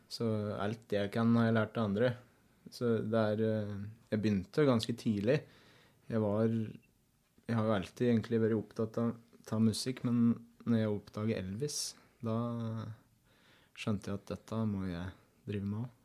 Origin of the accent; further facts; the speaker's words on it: Eina, Innlandet, Norway; jeg vokste jo opp på